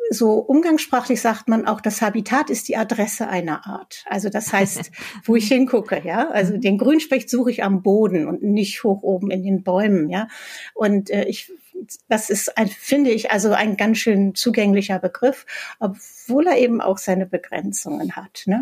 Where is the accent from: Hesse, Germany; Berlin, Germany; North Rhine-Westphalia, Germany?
Berlin, Germany; selbst ich komme ja aus Berlin, also selbst hier im Grunewald äh, finde ich äh, vier, fünf verschiedene Spechtarten.